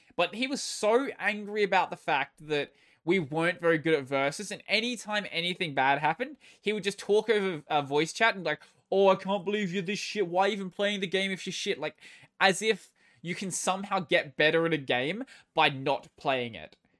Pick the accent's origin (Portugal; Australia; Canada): Australia; I'm Australian